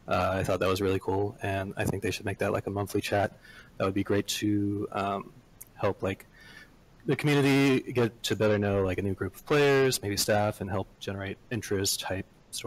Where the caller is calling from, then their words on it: Lakeside, California, United States; I'm calling from, well, practically San Diego, like right next to San Diego, California.